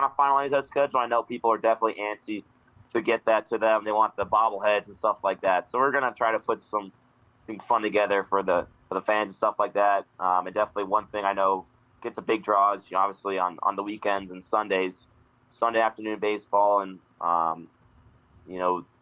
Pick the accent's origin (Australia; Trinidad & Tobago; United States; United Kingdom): United States; Northeast; moved away as an adult; also born or lived in Cape Cod, Massachusetts; now in Billings, United States; I'm from the Northeast and the East Coast area.